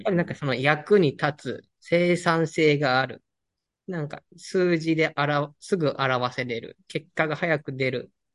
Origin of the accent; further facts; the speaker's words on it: Nishinomiya, Hyogo, Japan; moved away; also born or lived in Amagasaki / Toyooka; 地元が西宮で、うん、まあ、第二の故郷が尼崎で